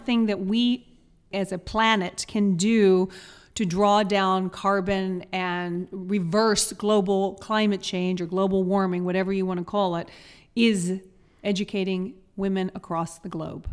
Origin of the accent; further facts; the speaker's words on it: the South, United States; I'm from the South